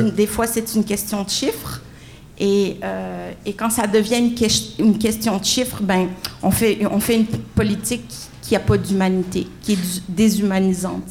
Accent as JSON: {"language": "French", "town": "Montreal", "region": "Quebec", "country": "Canada", "tie": "born or raised there", "said": "j'ai été élevée sur, le coin de la rue Barclay"}